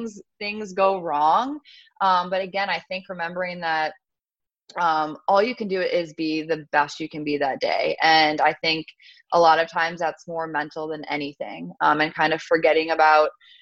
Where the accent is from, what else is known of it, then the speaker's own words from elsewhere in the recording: New York, United States; moved away; I grew up in New York, and so we had pizza every Friday night